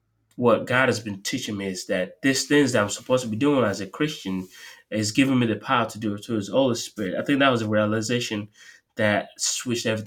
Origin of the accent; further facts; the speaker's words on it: Nigeria; now in Tampa, United States; I'm from Nigeria